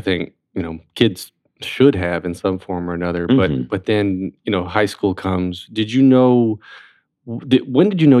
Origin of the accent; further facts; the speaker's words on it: North Carolina, United States; moved away; also born or lived in Florida; I came from Florida and then North Carolina